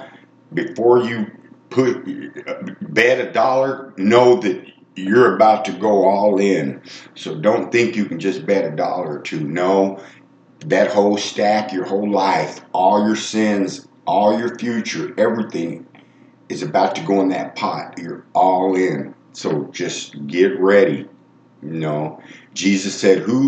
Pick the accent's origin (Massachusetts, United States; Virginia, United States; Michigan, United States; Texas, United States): Texas, United States; moved away; I'm from Texas